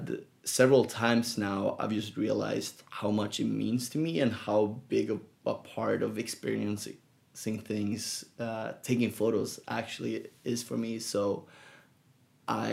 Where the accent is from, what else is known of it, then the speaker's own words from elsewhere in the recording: Gothenburg, Västra Götaland, Sweden; now in San Francisco, United States; growing up in Sweden in Gothenburg